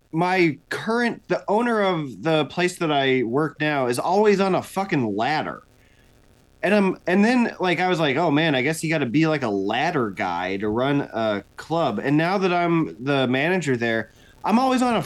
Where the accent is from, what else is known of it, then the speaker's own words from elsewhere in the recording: Muscatine, Iowa, United States; I'm from Muscatine